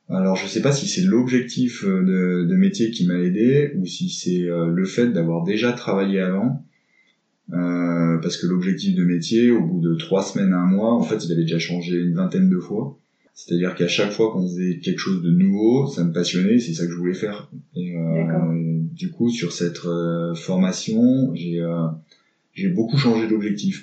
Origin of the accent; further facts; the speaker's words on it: Grenoble, Auvergne-Rhône-Alpes, France; je suis grenoblois, donc je vis euh, dans Grenoble même